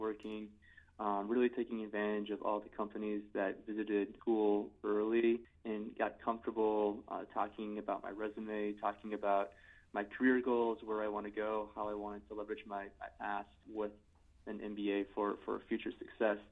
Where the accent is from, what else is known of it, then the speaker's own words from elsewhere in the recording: Minneapolis, Minnesota, United States; moved away as an adult; also born or lived in Seattle, Washington / China / Taiwan; I grew up in the Minneapolis area